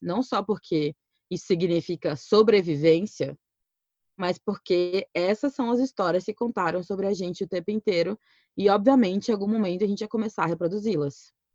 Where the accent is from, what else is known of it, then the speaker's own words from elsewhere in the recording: Cuiabá, Mato Grosso, Brazil; Eu sou de Cuiabá, Mato Grosso